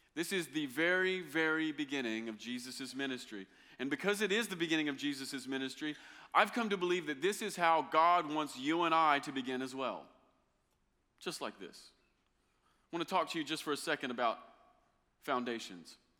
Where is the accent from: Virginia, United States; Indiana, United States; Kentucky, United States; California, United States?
Kentucky, United States; I'm from Kentucky